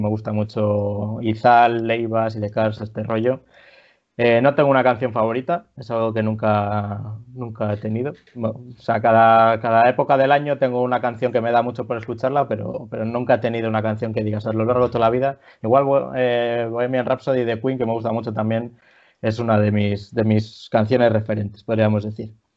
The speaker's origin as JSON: {"language": "Spanish", "town": "Villerías de Campos", "region": "Castile and León", "country": "Spain", "tie": "born or raised there", "also_born_or_lived": "Palencia", "said": "mi pueblo es Villerías de Campos, aquí en Palencia"}